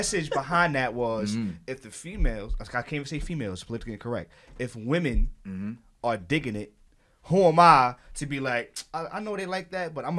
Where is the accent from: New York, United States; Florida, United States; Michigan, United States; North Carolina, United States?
New York, United States; I'm from Harlem